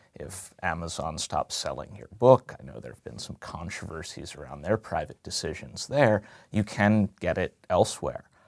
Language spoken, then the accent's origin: English; Chester County, outside Philadelphia, Pennsylvania, United States; I am natively from just outside of Philadelphia